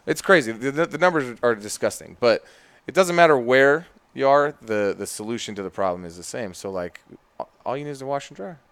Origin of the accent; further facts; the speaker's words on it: Phoenix, Arizona, United States; also born or lived in Ashburn, Virginia; now in Richmond, United States; I'm from Phoenix